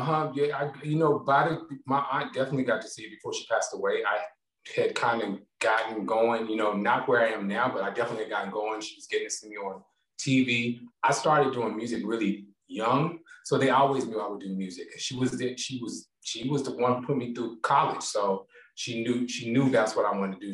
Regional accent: Gastonia, North Carolina, United States; also born or lived in Charlotte, North Carolina; I was born in Charlotte, North Carolina, but I grew up in Gastonia, North Carolina

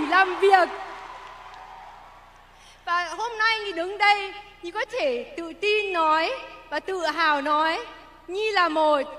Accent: Germany; lúc em nhỏ thì à, bố mẹ em cũng và em sống một quê rất là nhỏ ở bên Đức

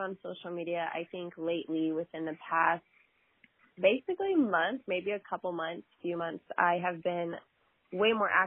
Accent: Texas, United States; I am Texas born and raised

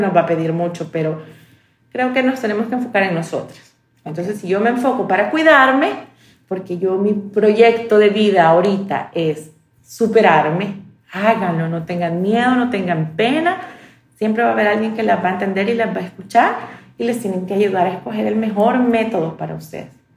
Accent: El Salvador; Como salvadoreña

